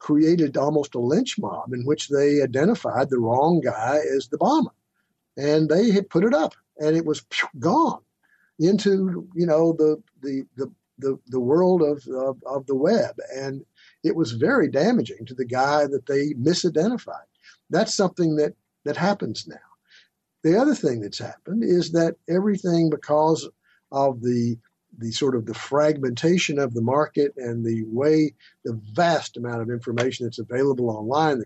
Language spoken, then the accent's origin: English; Tennessee, United States; moved away; I'm from a little town in Tennessee